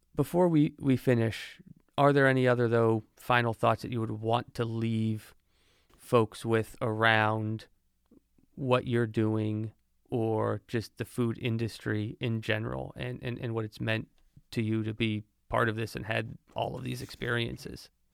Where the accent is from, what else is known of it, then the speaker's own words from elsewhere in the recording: Monmouth County, New Jersey, United States; now in Pensacola, United States; as someone who has lived in New Jersey, I'm originally from New Jersey